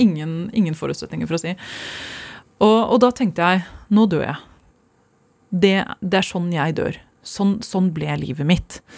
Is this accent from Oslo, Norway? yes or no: yes; Oslo, Norway; moved away as an adult; also born or lived in Skjetten, Viken / England; jeg kommer fra Stovner og Skjetten. Det er der jeg vokste opp